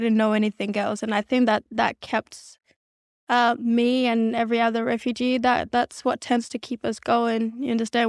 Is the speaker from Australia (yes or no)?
yes; Adelaide, South Australia, Australia; born or raised there; English is a second language; moved away as an adult; also born or lived in South Sudan / Kenya; now in Los Angeles, United States